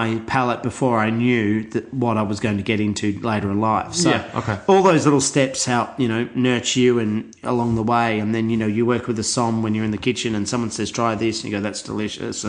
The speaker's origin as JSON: {"language": "English", "town": "Bendigo", "region": "Victoria", "country": "Australia", "tie": "born or raised there", "also_born_or_lived": "Melbourne", "said": "I was born in Melbourne, grew up in Bendigo, then moved to Melbourne when I was finished year 12"}